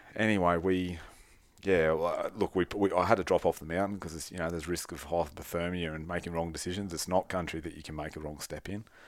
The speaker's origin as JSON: {"language": "English", "country": "Australia", "said": "we're Australian, it doesn't snow in Australia very much"}